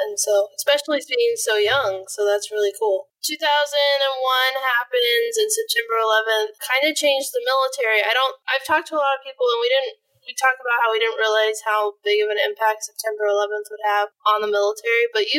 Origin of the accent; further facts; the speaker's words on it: California, United States; I grew up in California